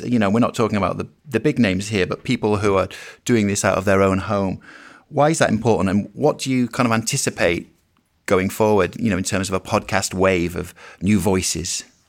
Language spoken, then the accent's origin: English; United Kingdom; I'm a Brit.